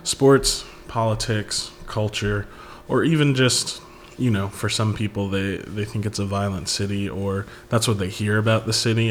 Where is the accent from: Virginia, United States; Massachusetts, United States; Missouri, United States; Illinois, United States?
Illinois, United States; Chicago; I'm a Chicago native. I'm from the South Side, always.